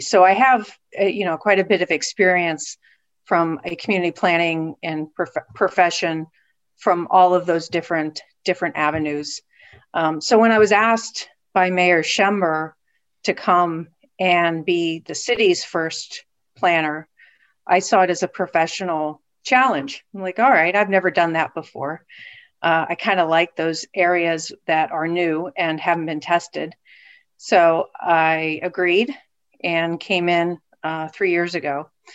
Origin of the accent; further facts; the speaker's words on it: West Virginia, United States; moved away as an adult; also born or lived in Southeast Michigan; now in Erie, United States; originally from West Virginia, where I, I received my undergraduate degree